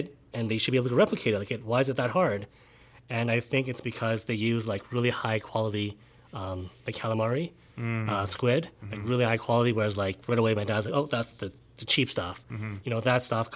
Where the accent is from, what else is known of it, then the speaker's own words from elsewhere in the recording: Calgary, Alberta, Canada; I was born and raised in Calgary